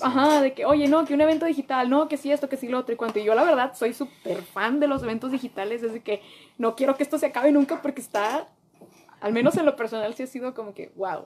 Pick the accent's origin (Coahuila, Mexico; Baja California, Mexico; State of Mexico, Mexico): Coahuila, Mexico; Piedras Negras; yo soy de Piedras Coahuila